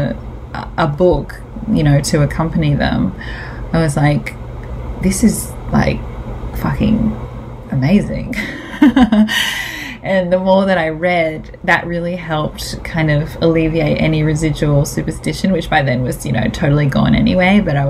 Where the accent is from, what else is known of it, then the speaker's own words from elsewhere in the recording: Australia; I'm the Aussie dag